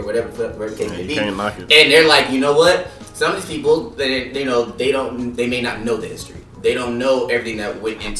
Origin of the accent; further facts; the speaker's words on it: California, United States; growing up in California, you know, I grew up around Mexicans and Asians, like, in my neighborhood